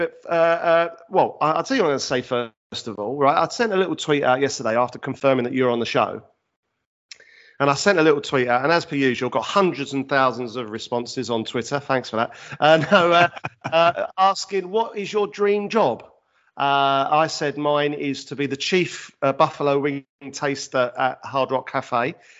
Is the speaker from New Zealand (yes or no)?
no; Leigh-on-Sea, East of England, United Kingdom; I am … from Leon C in Essex.